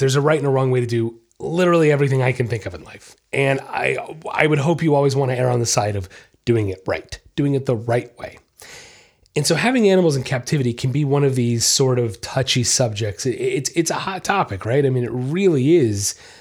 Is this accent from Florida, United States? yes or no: yes; Treasure Coast, Florida, United States; Nice little local place right here in my hometown